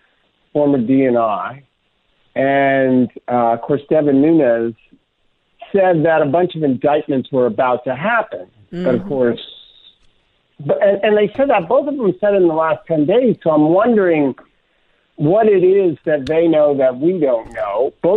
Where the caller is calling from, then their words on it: Dutch Harbor, Alaska, United States; How are you? I'm calling you from Dutch Harbor, Alaska.